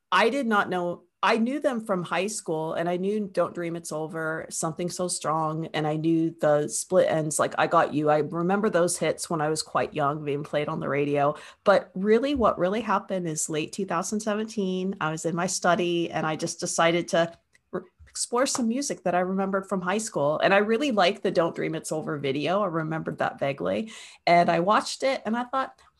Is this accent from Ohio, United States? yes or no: yes; Northeast Ohio, United States; also born or lived in Perth, Australia; now in Wellington, New Zealand; I live in Wellington, New Zealand, which is on the southern end of the North Island, but I'm not from New Zealand. I'm originally from Northeast Ohio